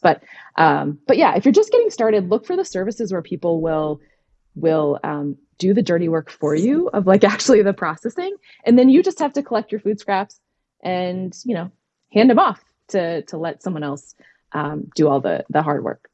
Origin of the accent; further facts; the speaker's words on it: Minnesota, United States; now in Pennsylvania, United States; I grew up in Minnesota